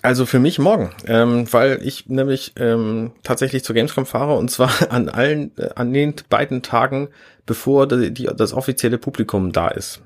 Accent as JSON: {"language": "German", "region": "Hamburg", "country": "Germany", "said": "als Hamburger mit Hamburger Internet"}